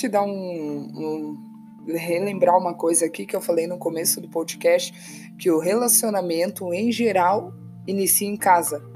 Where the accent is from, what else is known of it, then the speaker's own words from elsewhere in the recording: Santa Catarina, Brazil; moved away; eu sou de Santa Catarina